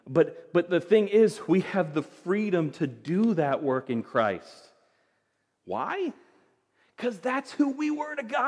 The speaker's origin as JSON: {"language": "English", "country": "United States", "said": "I'm an American"}